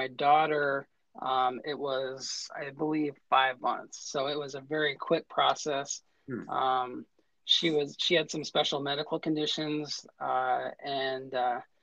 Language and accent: English; Vinton, Iowa, United States; now in Des Moines, United States; I grew up in Vinton, which is in northeast Iowa, in between Cedar Rapids and Waterloo.